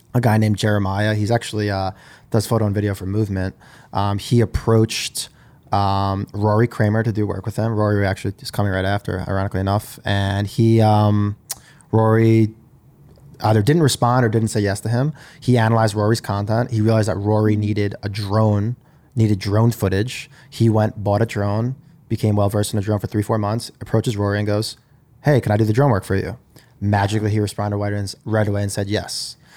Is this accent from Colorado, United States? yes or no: no; Long Island, New York, United States; I grew up in Long Island in New York.